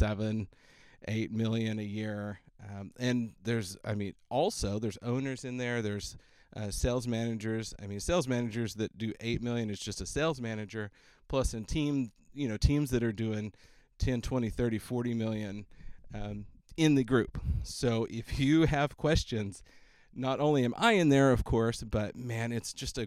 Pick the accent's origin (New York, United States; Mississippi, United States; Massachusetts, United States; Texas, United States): Texas, United States; Austin; it's in my hometown